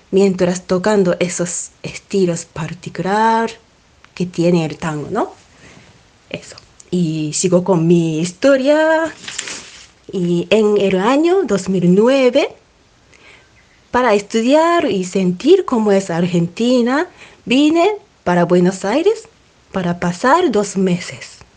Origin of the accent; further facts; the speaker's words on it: Amagasaki, Hyogo, Japan; Spanish is a second language; Soy pianista y soy de Japón, de una ciudad que se llama Amagasaki. Está pegado al Osaka.